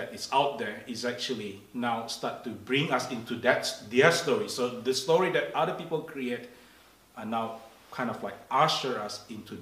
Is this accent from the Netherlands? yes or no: no; Indonesia; English is a second language; moved away; I grew up in Indonesia